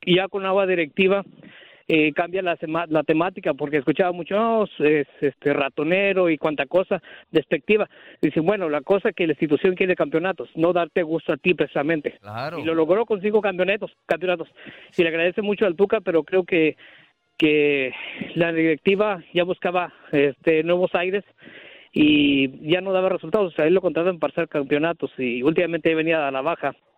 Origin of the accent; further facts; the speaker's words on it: Escobedo, Nuevo León, Mexico; now in Chicago, United States; de Escobedo, Nuevo León